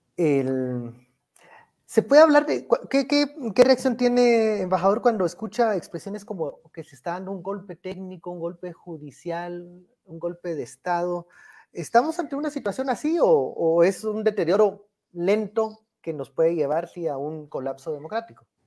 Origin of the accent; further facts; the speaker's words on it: Guatemala; como decimos aquí en Guatemala